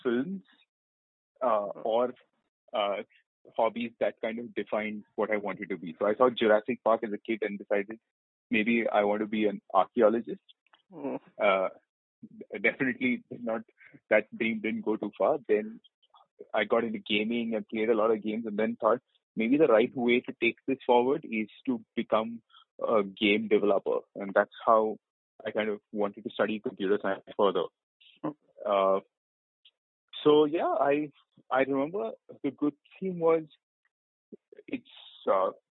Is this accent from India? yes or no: yes; Hyderabad, Telangana, India; moved away; also born or lived in Kerala / Pune / Bombay; I'm from Kerala originally, but I grew up entirely in Hyderabad